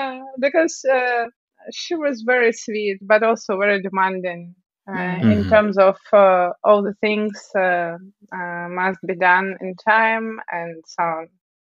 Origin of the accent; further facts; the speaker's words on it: Siberia, Russia; Well, actually, I'm from Siberia.